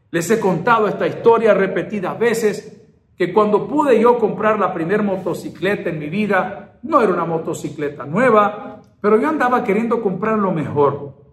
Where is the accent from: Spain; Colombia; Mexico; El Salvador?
El Salvador; Así somos los salvadoreños, somos determinados.